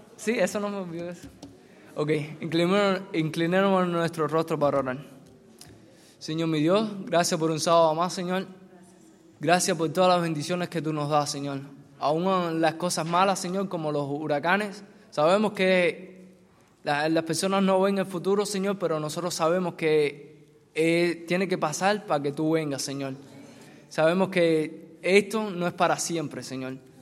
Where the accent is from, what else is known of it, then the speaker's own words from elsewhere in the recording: Cuba; moved away; mi, experiencia personal en mi país, de mi familia. Mi familia no teníamos mucho trabajo porque somos cristianos y si algunos no muchos no saben, en Cuba por ser cristiano no te dan mucho trabajo.